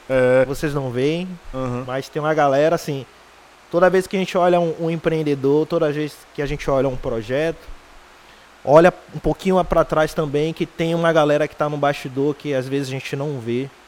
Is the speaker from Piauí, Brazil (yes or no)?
yes; Piripiri, Piauí, Brazil; also born or lived in Liberdade; Eu sou nascido na Liberdade, né? E com 3, 4 anos fui para Piripiri e passei uma boa parte de minha vida em Piripiri